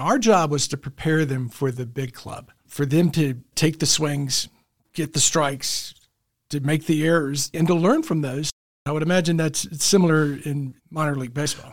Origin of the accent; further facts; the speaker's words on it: Memphis, Tennessee, United States; also born or lived in Alabama; now in Chattanooga, United States; I was raised in Memphis